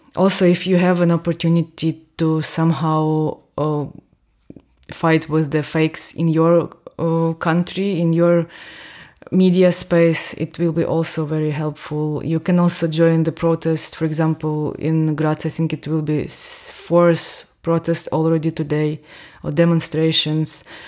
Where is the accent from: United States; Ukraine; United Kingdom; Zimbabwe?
Ukraine; near Donbas, south-eastern Ukraine; moved away as an adult; now in Austria; I'm from Ukraine. I was born and raised in the southern eastern part of Ukraine, not far away from Donbass